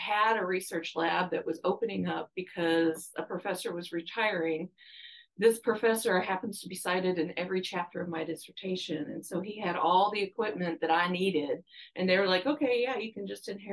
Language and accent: English; Louisville, Kentucky, United States; moved away as an adult; also born or lived in Cleveland, Ohio / Dallas, Texas; now in Arkansas, United States; I ended up in Louisville, Kentucky, to start kindergarten and basically have been in Kentucky the rest of my schooling